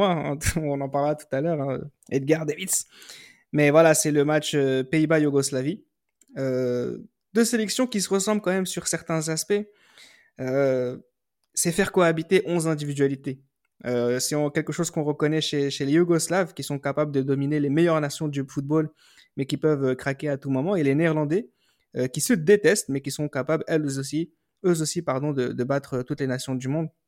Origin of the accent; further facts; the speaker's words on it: France; Surtout, n'oublions pas que nous sommes français.